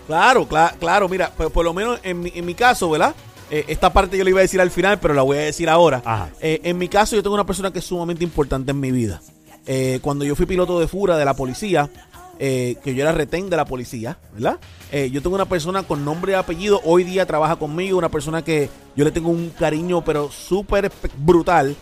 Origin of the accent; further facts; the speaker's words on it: Puerto Rico; no solamente como piloto, sino como empresario, eh, sino como puertorriqueño, que, ¿verdad? Que, levantamos una empresa aquí en Puerto Rico